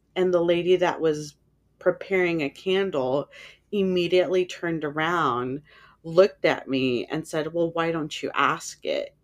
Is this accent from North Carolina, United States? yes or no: no; San Francisco, California, United States; I grew up in San Francisco